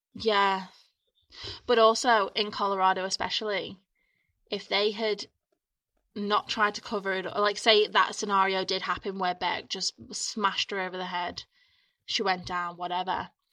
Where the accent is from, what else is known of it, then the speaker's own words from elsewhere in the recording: Ormskirk, North West England, United Kingdom; my hometown. Mm. Ormskirk in Lancashire